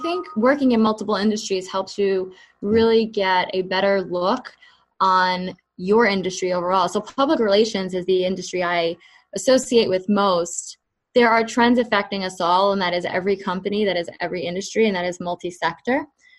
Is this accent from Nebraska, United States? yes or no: no; New York, United States; I grew up in the Bronx, New York, and so that was one of my all-time dreams.